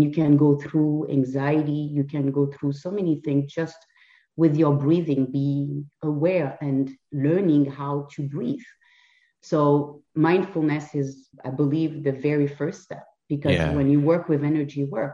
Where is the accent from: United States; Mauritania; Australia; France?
France; English is a second language; moved away as an adult; also born or lived in Lisbon, Portugal; now in Canada; I was not born in Canada. I was born and raised in France, but I lived in Lisbon for 7 years in Portugal